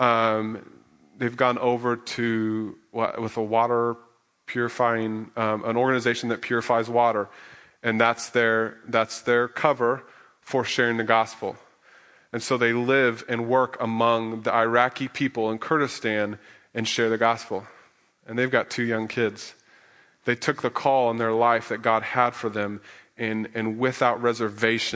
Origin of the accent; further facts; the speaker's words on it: Midwest, United States; moved away; We come from the Midwest, and if you hear an alarm, that means, or a siren, that means go run to the basement because there's a tornado